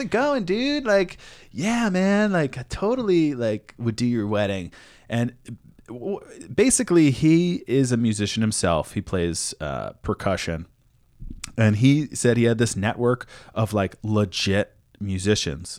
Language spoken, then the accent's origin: English; East Coast, United States; moved away; also born or lived in New York; I'm from the East Coast